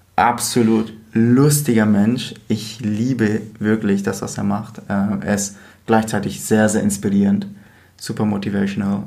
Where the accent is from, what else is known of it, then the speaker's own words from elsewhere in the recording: Bavaria, Germany; now in Berlin, Germany; wir eigentlich beide aus Bayern kommen und als Berlin ausgeben